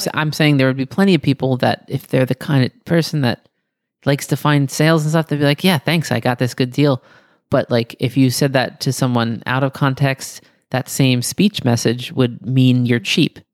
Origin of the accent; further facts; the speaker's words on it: Greece; my childhood memories of running through the pebbles in Greece